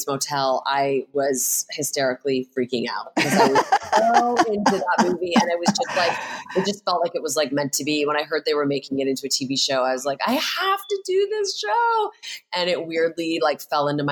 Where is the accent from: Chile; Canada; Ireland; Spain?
Canada; Hamilton, Ontario; now in Los Angeles, United States; I grew up in Hamilton, Ontario.